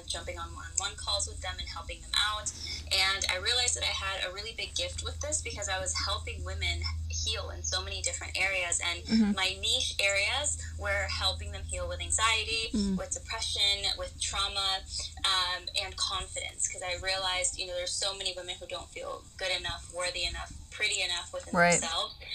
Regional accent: Florida, United States; also born or lived in Peru; now in Colorado, United States; I was actually born in Peru, but I moved to the U.S. when I was very young. Lived in Florida most of my life, and now I am in Colorado

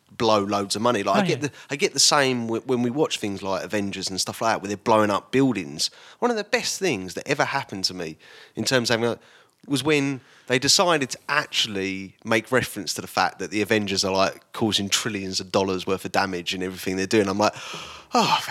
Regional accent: Basildon, East of England, United Kingdom; I grew up in Basildon

